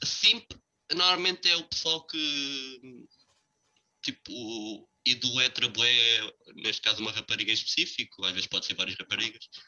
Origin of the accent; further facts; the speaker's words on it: Portugal; nós somos portugueses